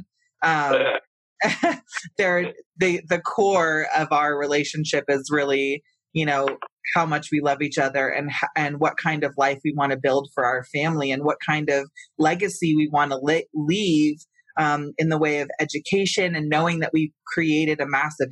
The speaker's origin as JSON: {"language": "English", "town": "Santa Cruz", "region": "California", "country": "United States", "moved": "as an adult", "lives_now": "Colorado, United States", "said": "I come from California, where cannabis culture was thriving. Yeah. I'm from, you know, the San Francisco Bay Area, Northern California, Santa Cruz"}